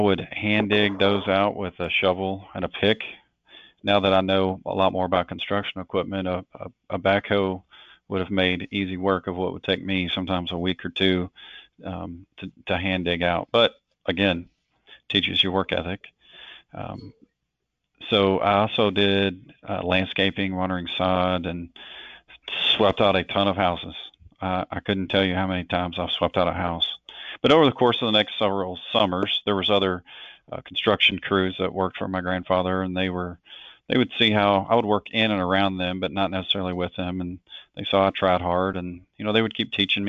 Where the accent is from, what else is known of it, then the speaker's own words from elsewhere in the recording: Hopkinsville, Kentucky, United States; I grew up in Western Kentucky in a city called Hopkinsville.